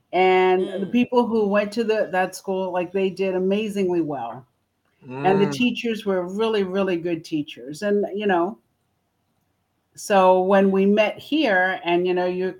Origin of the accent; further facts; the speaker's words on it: Philadelphia, Pennsylvania, United States; we are both from Philadelphia, and there is an amazing high school called Dobbins High School in Philadelphia, and he was a student there, and I was there for algebra classes.